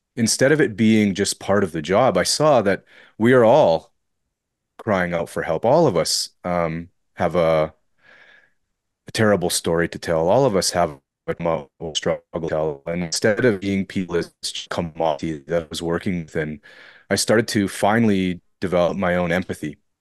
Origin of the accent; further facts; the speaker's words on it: Fort Frances, Ontario, Canada; so that's where I'm from, and I've kind of remained here my entire life